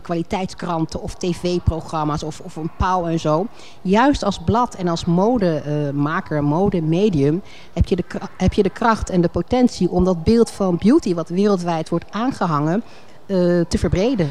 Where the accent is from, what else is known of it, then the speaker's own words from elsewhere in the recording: Alphen aan den Rijn, South Holland, Netherlands; moved away; also born or lived in Rotterdam / Leiden; Maar ik ben opgegroeid in, uh, in Al van Rijn, geboren in Rotterdam